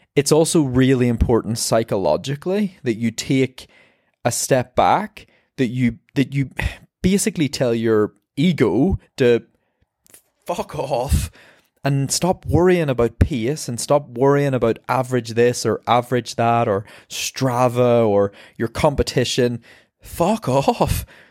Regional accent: Ireland; I'm an Irish marathon runner

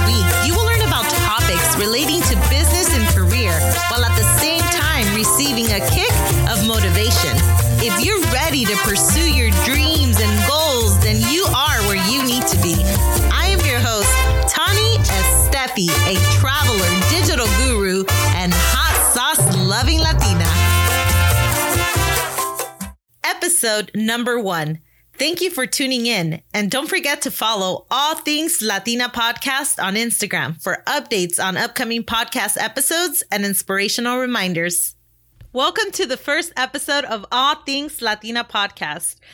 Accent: Compton, California, United States; also born or lived in Long Beach, California; I was born in Long Beach, California, and raised in Compton, California. And I lived there practically my whole life

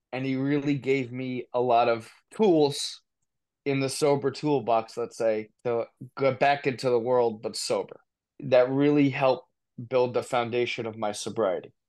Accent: New Jersey, United States; also born or lived in Poconos, Pennsylvania / New Brunswick, New Jersey; I grew up in New Jersey, great kid, come from a great family

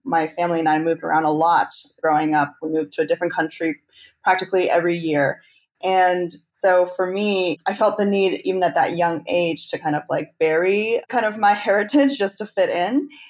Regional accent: Chengdu, Sichuan, China; also born or lived in Canada; now in United States; Chengdu, my hometown

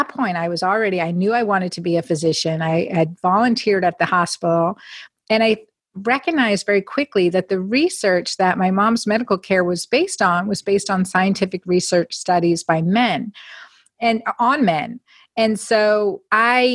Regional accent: Northeastern Pennsylvania, United States; growing up in Northeastern Pennsylvania

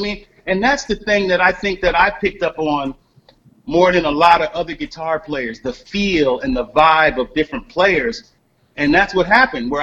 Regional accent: Long Branch, New Jersey, United States; also born or lived in Red Bank, New Jersey / Asbury Park, New Jersey / Tinton Falls, New Jersey; now in Arcadia, United States; growing up in New Jersey

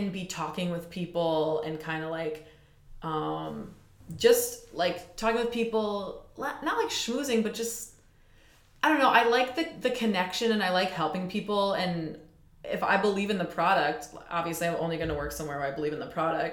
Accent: Waukesha, Wisconsin, United States; I'm from Waukesha, which is only 20 miles outside of Milwaukee

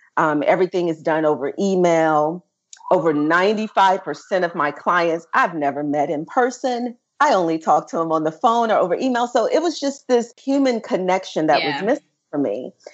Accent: Memphis, Tennessee, United States; moved away; Southern Girl hailing from Memphis, Tennessee

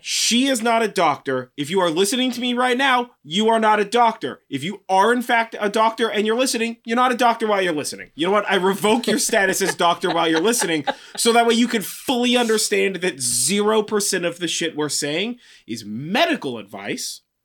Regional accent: California, United States; I'm from California

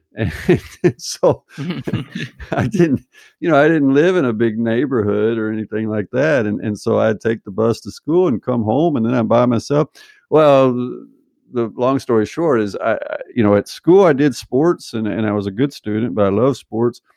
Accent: Arkansas, United States; moved away as an adult; also born or lived in Berkeley, California; now in Norway; my dad at ten, he moved us to Arkansas to take a job, built a house out in the country

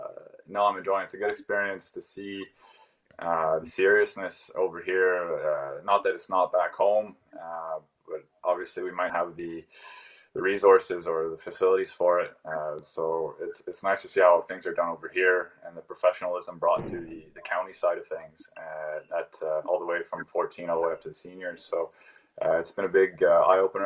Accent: Canada; now in Ireland; my home country of Canada

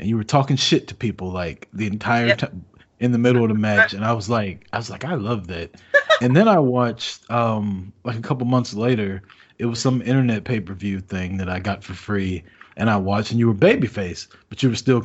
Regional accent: United States; I am American

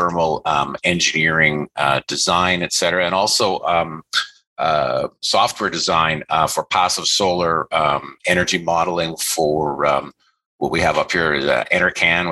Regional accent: Northern Ontario, Canada; I grew up in Northern Ontario in Canada

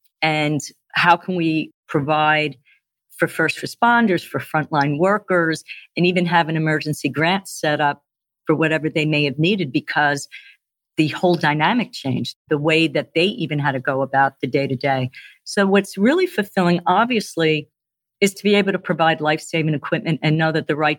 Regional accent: Northeast, United States; And again, I'm from the Northeast, so I've had steak and cheese.

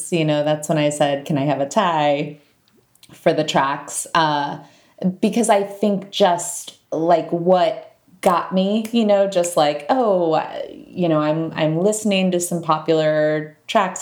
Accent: Fort Wayne, Indiana, United States; moved away; also born or lived in Chicago; a Fort Wayne, Indiana girl

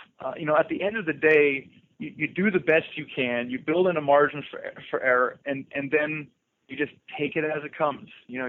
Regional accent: Southern Germany, Germany; Yeah, so I'm actually from Germany. I was Deutschland, from Südenteil von Deutschland, but I don't speak with an accent, so you can't really tell.

